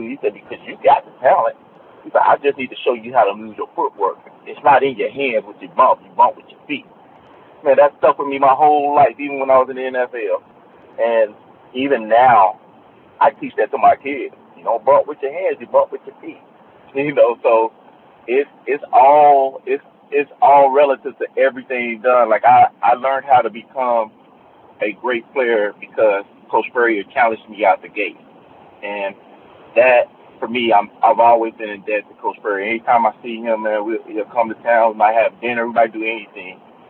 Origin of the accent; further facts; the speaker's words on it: Cincinnati, Ohio, United States; I was from Cincinnati, so I wasn't used to the Florida guys at that point